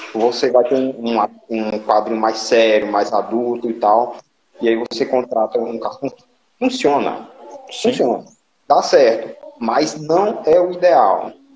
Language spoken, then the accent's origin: Portuguese; Limoeiro do Norte, Ceará, Brazil; sou do Limoeiro, né, como já falei